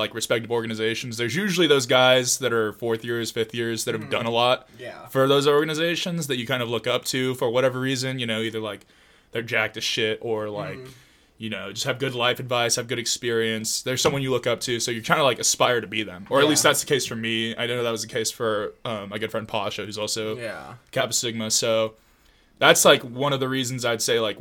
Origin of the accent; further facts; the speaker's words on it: Long Beach, California, United States; moved away as an adult; now in Irvine, United States; I'm from Long Beach